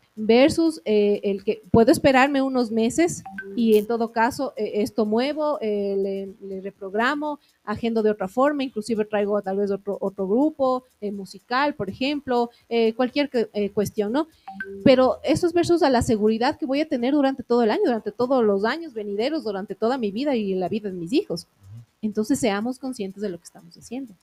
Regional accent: Ecuador; como ecuatorianos

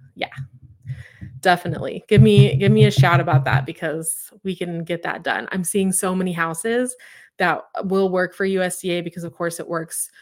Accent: Claremore, Oklahoma, United States; I'm from Claremore, which is outside of, or, like, Claremore is outside of Tulsa

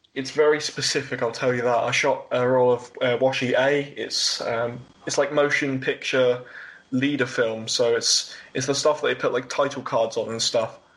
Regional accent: Worthing, Brighton area, South East England, United Kingdom; born or raised there

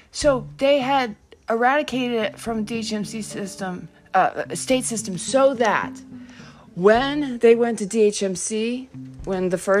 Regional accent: Hanover, New Hampshire, United States; because I grew up in Hanover.

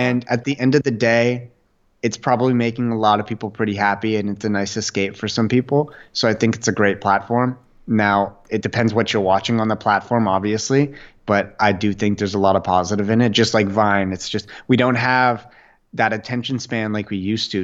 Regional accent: Ottawa, Ontario, Canada; I grew up in Ottawa, Canada

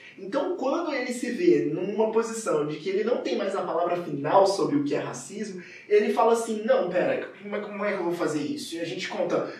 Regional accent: Juiz de Fora, Minas Gerais, Brazil; eu sou de Juiz de Fora, Minas Gerais, aqui pertinho, né, do Rio, e a minha cidade é uma cidade muito racista

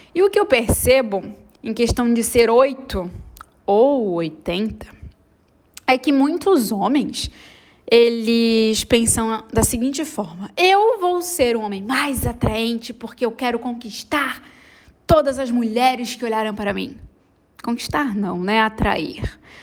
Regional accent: Florianópolis, Santa Catarina, Brazil; não sou carioca, sou, sou manezinha

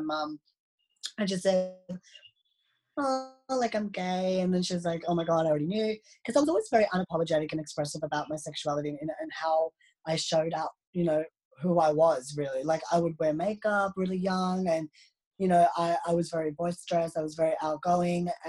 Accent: Melbourne, Victoria, Australia; also born or lived in Delhi, India; I was born in Delhi, India, and then I was adopted to an Australian family. So I have now lived in Melbourne, Australia for about 15, 16 years now. And yeah, so I literally have grown up here, went to school here.

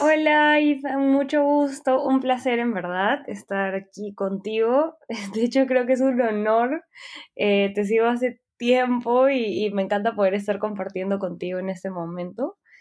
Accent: Peru; soy peruana

